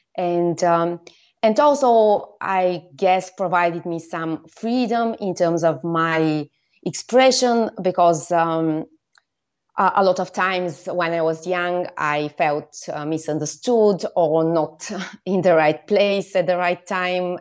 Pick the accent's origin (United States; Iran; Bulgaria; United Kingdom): Bulgaria; I come from Bulgaria, where I lived most of the time